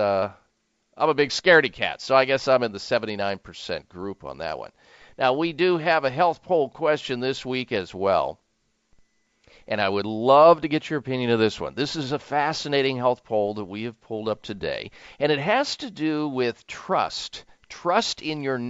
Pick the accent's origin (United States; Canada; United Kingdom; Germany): United States; Midwest; moved away; also born or lived in lower Caribbean; growing up in the Midwest in Tornado Alley.